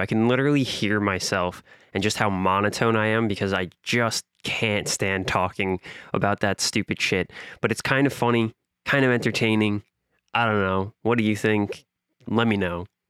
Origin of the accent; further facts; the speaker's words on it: New York City, New York, United States; I'm from the softest possible part of Queens, fresh meadows, fresh ghettos